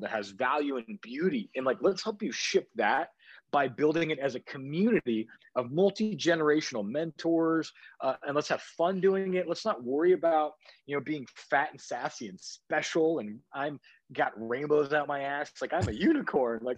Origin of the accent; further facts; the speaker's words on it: Coeur d'Alene, Idaho, United States; moved away; I grew up here in Coeur d'Alene in North Idaho, and I kind of boomerang my way back to my roots